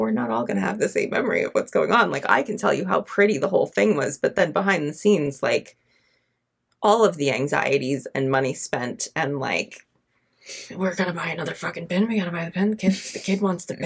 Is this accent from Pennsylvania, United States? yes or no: no; New York, United States; now in Florida, United States; we are from New York